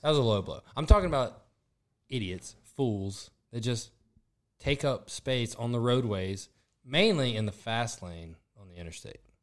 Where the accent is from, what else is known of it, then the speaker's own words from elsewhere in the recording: Southern Mississippi, United States; moved away as an adult; now in New Orleans, United States; I'm from Southern Mississippi